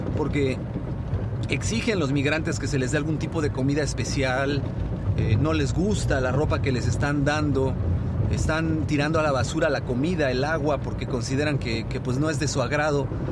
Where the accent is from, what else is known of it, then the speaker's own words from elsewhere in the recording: Mexico; los mexicanos somos gente muy abierta